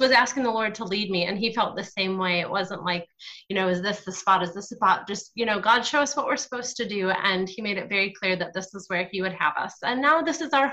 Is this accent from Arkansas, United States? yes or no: no; Michigan, United States; moved away as an adult; now in Ghana; I was raised by two Southerners who moved to Michigan in a thunder snow